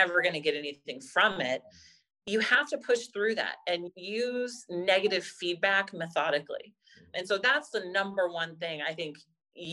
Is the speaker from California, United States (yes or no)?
yes; Pebble Beach, California, United States; also born or lived in Santa Clara / San Francisco; I grew up in Pebble Beach area